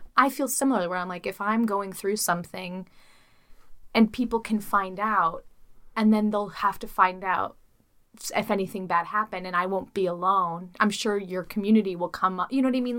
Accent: Chicago, Illinois, United States; I'm from Chicago

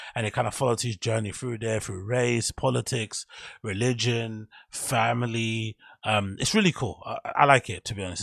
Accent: London, United Kingdom; my hometown, London

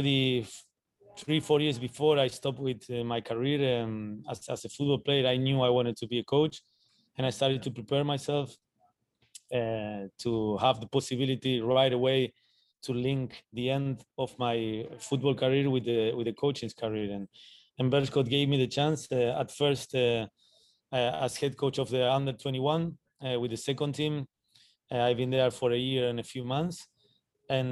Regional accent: Argentina; moved away as an adult; also born or lived in Belgium

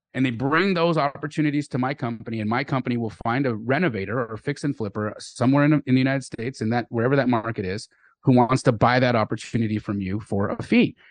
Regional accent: Calgary, Alberta, Canada; also born or lived in Los Angeles; I was born in Los Angeles, but I grew up in Calgary, Alberta, Canada

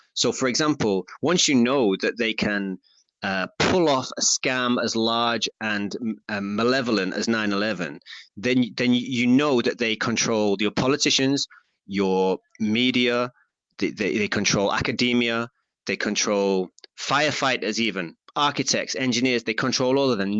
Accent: Stockport, North West England, United Kingdom; I'm from Stockport, just down the road from Manchester.

